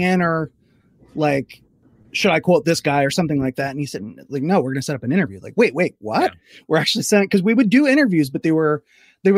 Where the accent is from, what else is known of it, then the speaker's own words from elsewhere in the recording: Philadelphia, Pennsylvania, United States; I was growing up in Philadelphia